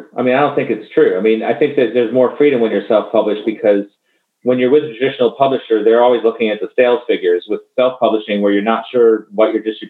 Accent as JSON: {"language": "English", "town": "Tallahassee", "region": "Florida", "country": "United States", "tie": "born or raised there", "said": "in my hometown, Tallahassee, Midtown Reader."}